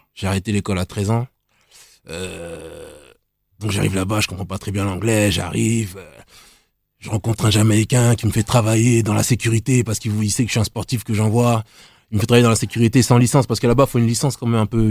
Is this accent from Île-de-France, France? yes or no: yes; Nemours, Île-de-France, France; d'où je viens déjà, je viens de Nemours.